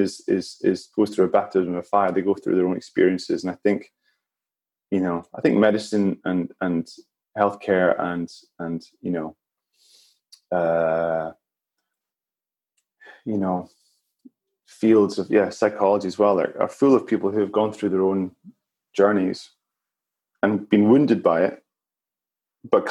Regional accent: Edinburgh, Scotland, United Kingdom; I grew up in Edinburgh

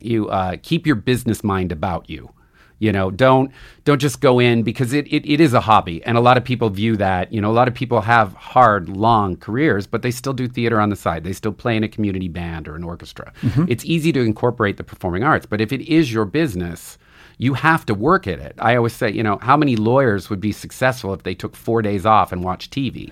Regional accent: Butte, Montana, United States; I grew up in Butte, Montana

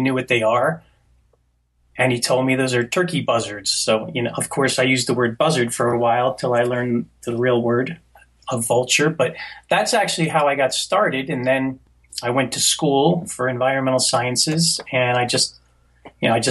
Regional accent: New Jersey, United States; I grew up in New Jersey

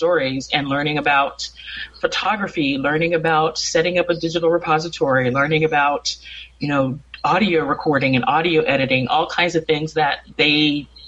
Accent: Atlanta, Georgia, United States; moved away as an adult; now in Vancouver, Canada; I was in Atlanta, Georgia, born and raised.

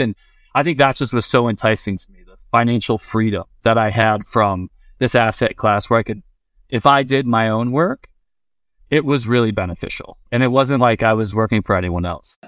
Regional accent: Vero Beach, Florida, United States; moved away; also born or lived in Colorado; I'm from Vero Beach, Florida

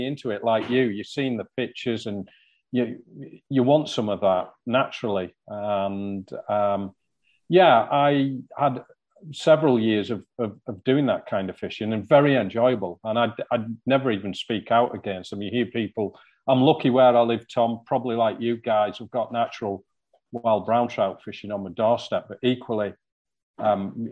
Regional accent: near Newlands Beck, Cumbria, North West England, United Kingdom; the first stream I ever fished was one called Newlands Beck, just outside my hometown.

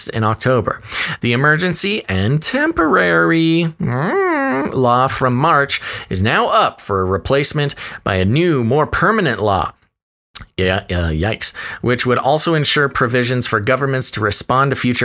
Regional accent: United States; I am, as an American, an independently minded American

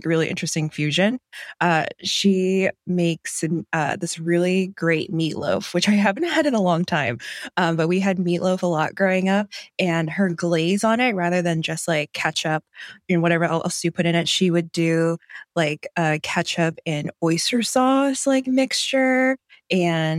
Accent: Cleveland, Ohio, United States; moved away as an adult; now in East Bay, California, United States; I grew up in Cleveland, Ohio, technically the suburbs

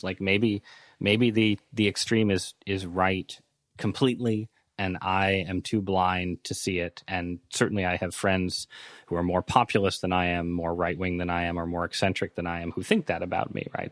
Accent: Northeast, United States; growing up in the Northeast, in pretty liberal parts of society

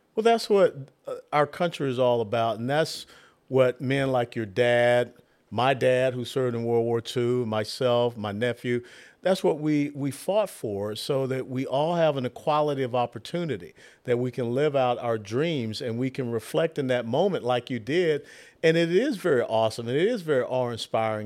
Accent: Atlanta, Georgia, United States; I'm from Atlanta

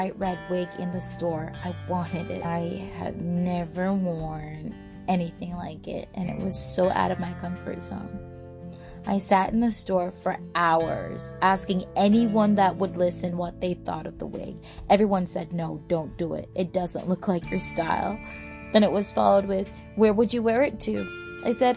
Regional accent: Toronto, Ontario, Canada; moved away as an adult; also born or lived in Jamaica; now in Vancouver, Canada; I came to Canada when I was 8 years old and fell in love with the city, Toronto, and never wanted to leave.

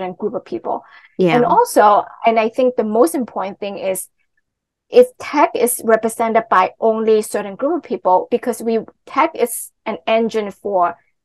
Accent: Hong Kong; I'm from Hong Kong

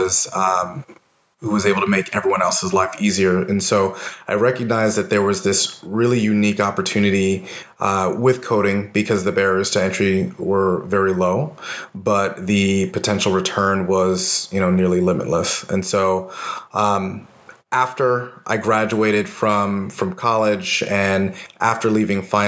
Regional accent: New York, United States; moved away as an adult; now in Austin, United States; I'm originally from New York

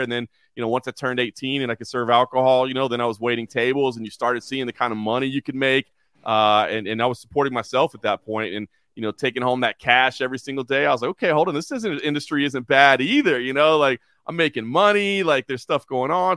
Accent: Dallas, Texas, United States; moved away as an adult; also born or lived in Oklahoma / Lexington, Kentucky / Dayton, Ohio; now in Las Vegas, United States; I grew up in Dallas, Texas

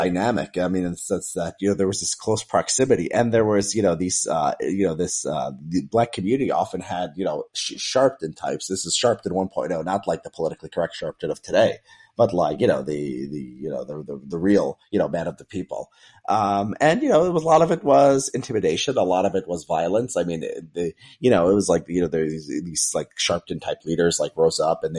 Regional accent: Chicago, Illinois, United States; I grew up in the south suburbs of Chicago

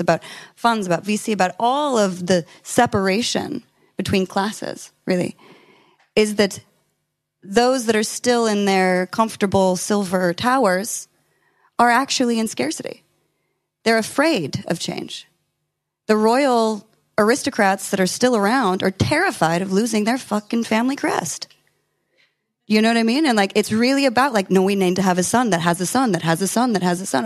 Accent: California, United States; I'm from California

